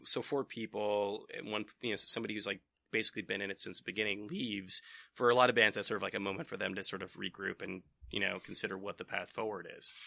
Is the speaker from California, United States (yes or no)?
yes; East Bay, California, United States; I'm from the Bay Area, uh, like, so I'm from the East Bay